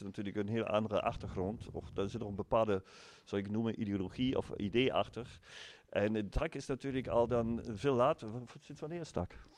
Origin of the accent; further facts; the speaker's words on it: Germany; Dutch is a second language; now in Eindhoven, Netherlands; ik uit Duitsland kom